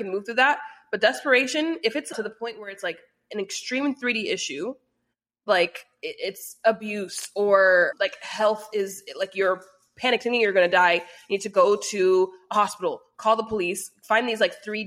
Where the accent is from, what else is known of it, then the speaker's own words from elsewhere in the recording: United States; I was born and raised in America.